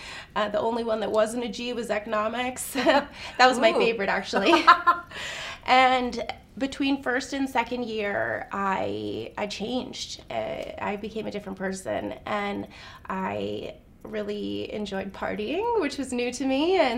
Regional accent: Whistler, British Columbia, Canada; also born or lived in Penticton, British Columbia / Okanagan; now in Kelowna, Canada; I feel like I'm Okanagan through and through, but I wasn't born here. I was born in Whistler, actually, which surprises a lot of people.

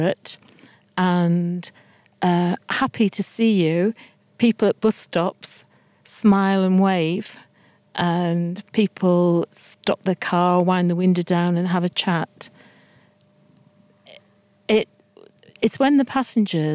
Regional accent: Middlesbrough, North East England, United Kingdom; I'm from Middlesbrough, and Middlesbrough's home as well

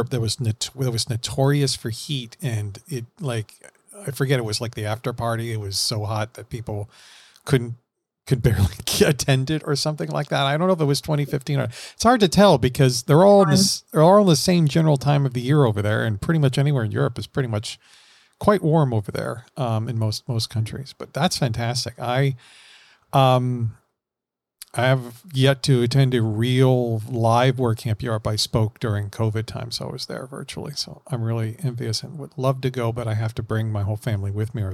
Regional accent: Florida, United States; I'm from Florida

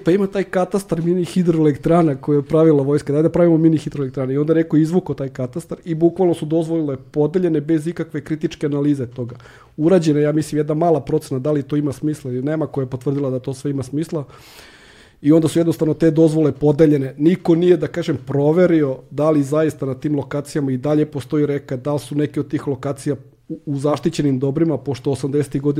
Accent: Serbia; kod nas u Srbiji

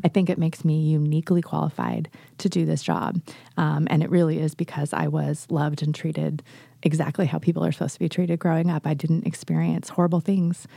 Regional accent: Northern California, United States; now in Oregon, United States; I grew up in Northern California originally

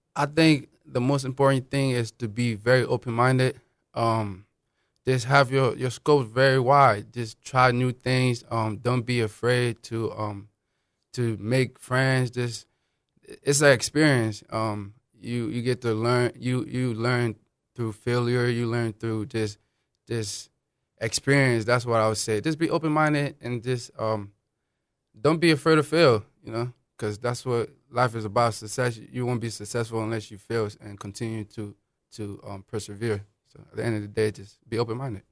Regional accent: Akron, Ohio, United States; English is a second language; also born or lived in Liberia; I grew up in Akron. I mean, I'm originally from West Africa, Liberia, but I've, I've been here, um, since, like, about ten years old

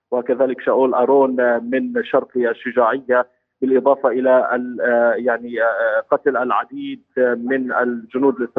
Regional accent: Gaza Strip, Palestine; وهو ما نخشاه كفلسطينيين هنا

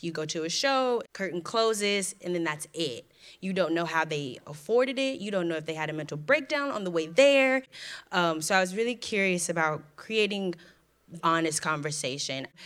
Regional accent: Houston, Texas, United States; moved away as an adult; now in New York City, United States; I am originally from Houston, Texas

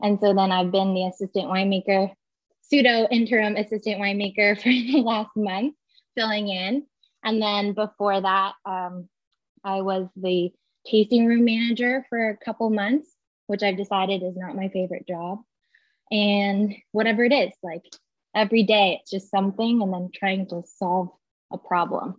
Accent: Long Island, New York, United States; moved away as an adult; now in Napa, United States; I grew up on Long Island in New York in the suburbs.

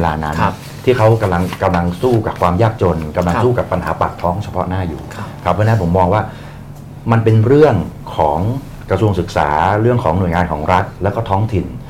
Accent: Bangkok, Thailand; เราเป็นคนกรุงเทพ

